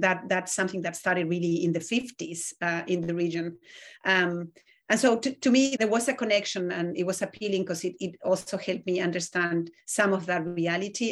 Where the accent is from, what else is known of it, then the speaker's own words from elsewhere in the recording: Argentina; moved away; I grew up in Argentina, which has one of the largest Jewish communities in Latin America